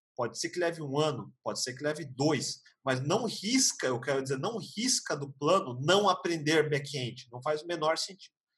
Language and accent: Portuguese; Brazil; eu sou japonês no Brasil